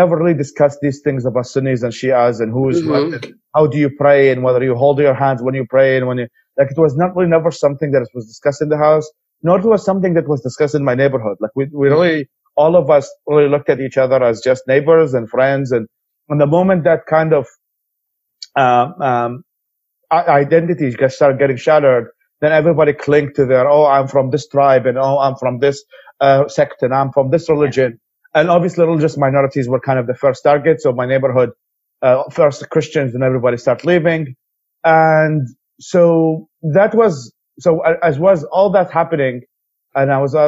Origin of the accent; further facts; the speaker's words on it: Baghdad, Baghdad Governorate, Iraq; moved away; also born or lived in Babylon, Iraq; I am from Baghdad. Even though I wasn't born there, I was born in south of Baghdad in Babylon